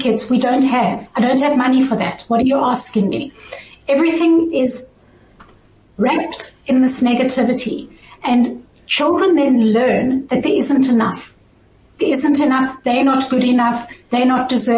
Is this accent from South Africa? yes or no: yes; South Africa; now in Switzerland; I originally grew up in South Africa